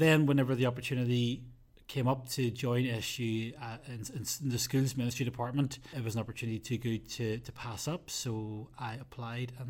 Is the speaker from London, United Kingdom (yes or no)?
no; Bangor, Northern Ireland, United Kingdom; I'm from Bangor